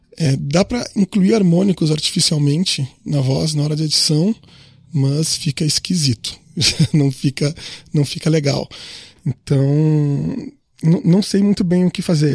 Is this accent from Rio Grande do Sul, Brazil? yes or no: yes; Rio Grande do Sul, Brazil; O Solon e eu somos gaúchos